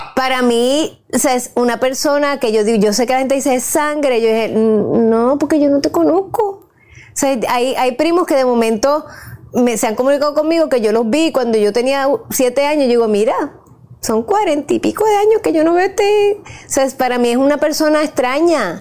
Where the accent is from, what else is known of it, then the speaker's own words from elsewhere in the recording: Puerto Rico; me crié en Puerto Rico